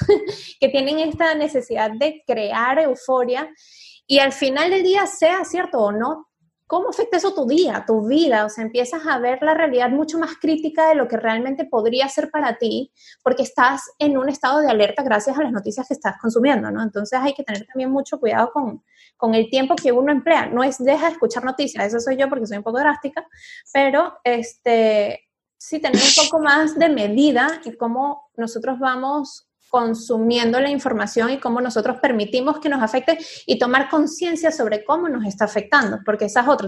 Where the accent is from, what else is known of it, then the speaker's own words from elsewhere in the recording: Venezuela; moved away as an adult; Cuando yo salí de Venezuela y me vine a vivir para acá